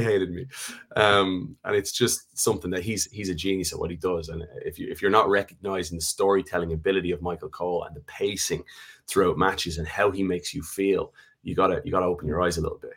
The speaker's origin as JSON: {"language": "English", "country": "Ireland", "moved": "yes", "said": "we're a special country, that when we go away as Irish people, you always find that common bond"}